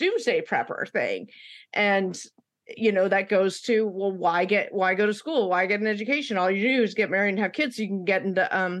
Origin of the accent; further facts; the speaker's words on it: West Coast, United States; moved away; when I grew up out on the West Coast